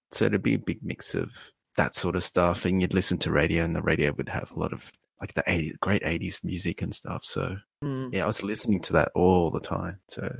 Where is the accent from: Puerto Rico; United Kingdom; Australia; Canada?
Australia; living in somewhere like Australia